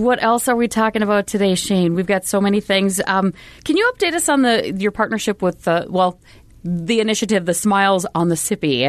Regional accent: Duluth, Minnesota, United States; I grew up in Duluth.

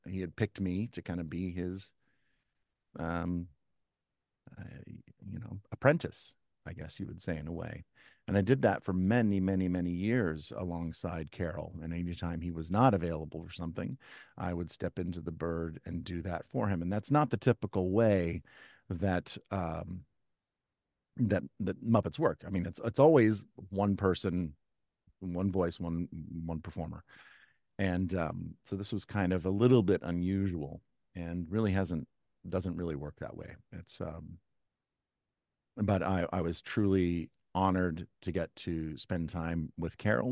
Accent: Kansas City, United States; now in East Coast, United States; I grew up in the Midwest in Kansas City

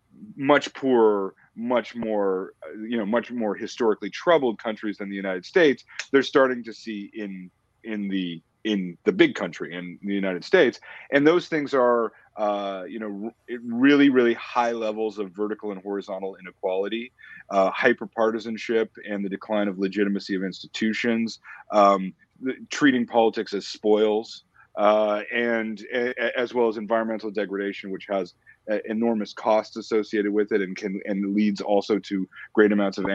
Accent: Canada; which was totally foreign to me as a Canadian, right? I was never taught it in school.

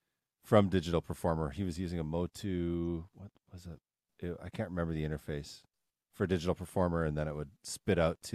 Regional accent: Vancouver, British Columbia, Canada; I'm from Vancouver.

